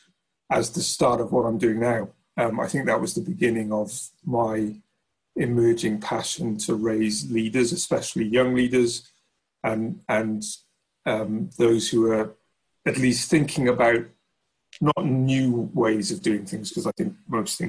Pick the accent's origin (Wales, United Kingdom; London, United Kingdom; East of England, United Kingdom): Wales, United Kingdom; South; moved away as an adult; also born or lived in Bath; I grew up in South Wales